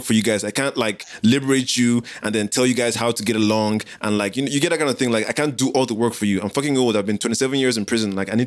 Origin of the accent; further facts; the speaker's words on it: Nigeria; moved away; also born or lived in South Africa; as a Nigerian who lived in South Africa